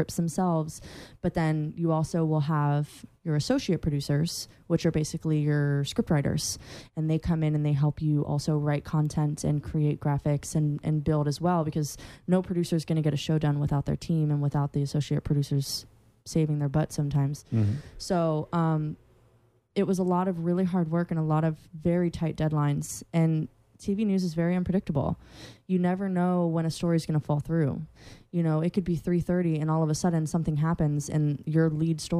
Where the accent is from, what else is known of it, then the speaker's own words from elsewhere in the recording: Central Florida, United States; I'm from Central Florida